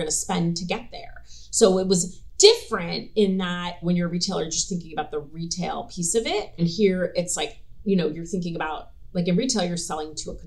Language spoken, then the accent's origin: English; New York, United States; moved away as an adult; also born or lived in New Jersey; I was from New York